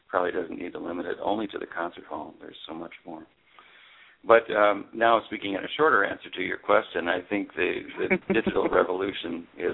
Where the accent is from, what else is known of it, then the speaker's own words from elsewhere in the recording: North Dakota, Minnesota, Midwest, United States; moved away; I grew up in North Dakota, Minnesota, in the center of the country.